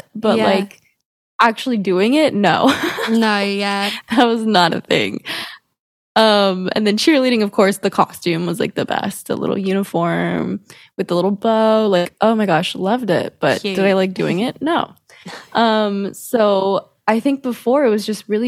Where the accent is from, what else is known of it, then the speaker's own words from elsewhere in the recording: Dallas, Texas, United States; accent: twang; I am from Dallas, Texas, in America.